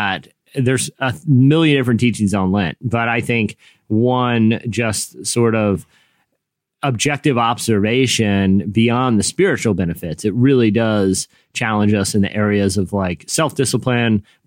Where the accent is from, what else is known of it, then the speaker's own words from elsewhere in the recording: Virginia Beach, Virginia, United States; I grew up in, you know, Virginia Beach